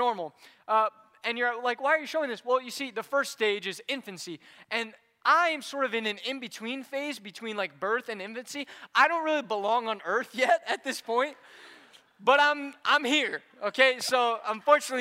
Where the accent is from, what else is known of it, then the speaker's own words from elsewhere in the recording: Indianapolis, Indiana, United States; moved away; I grew up in Indianapolis.